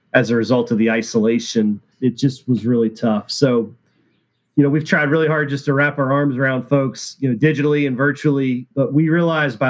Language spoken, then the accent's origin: English; Huntington, West Virginia, United States; I grew up in the Huntington, West Virginia area.